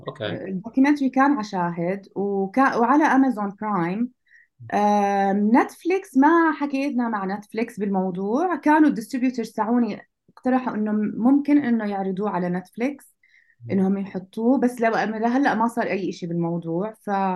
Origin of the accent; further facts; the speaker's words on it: Jordan; عندنا بالاردن